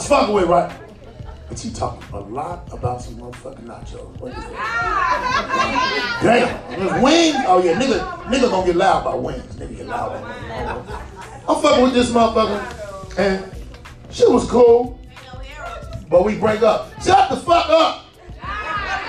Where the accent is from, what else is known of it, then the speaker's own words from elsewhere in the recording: Chicago, Illinois, United States; I'm from Chicago